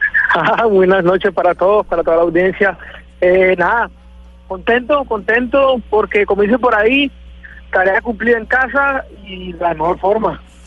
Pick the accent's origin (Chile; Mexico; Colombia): Colombia; mi tierra